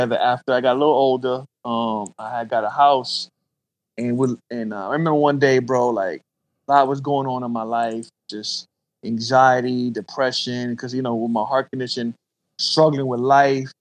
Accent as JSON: {"language": "English", "town": "Columbus", "region": "Georgia", "country": "United States", "tie": "born or raised there", "also_born_or_lived": "Brooklyn, New York", "said": "I grew up right in the trap, bro, South Columbus, and grew up single parent home in the beginning. My father actually died when I was 10. We moved from New York, from Brooklyn, after my father died."}